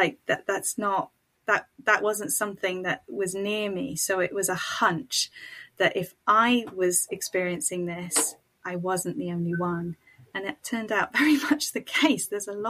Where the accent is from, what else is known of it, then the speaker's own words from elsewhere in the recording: Niger; now in United Kingdom; I grew up in Niger, West Africa, to missionary parents who were British. I am white. And I now live in the UK, in England, in a smallish market town, which I have made my home.